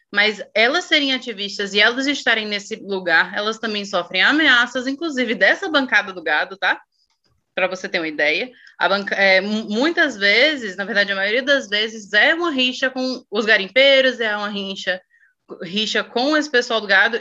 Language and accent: Portuguese; Brazil; como brasileiro